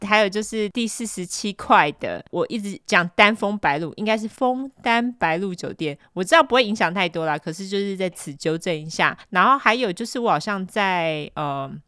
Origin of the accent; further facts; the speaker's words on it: Taiwan; now in United States; 我们两个就是台湾人啊，我们只是住在美国